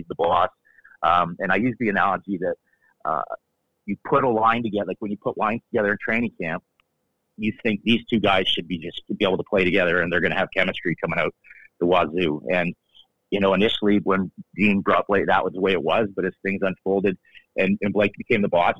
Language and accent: English; Toronto, Ontario, Canada; moved away; also born or lived in Los Angeles; when you're a kid growing up in Toronto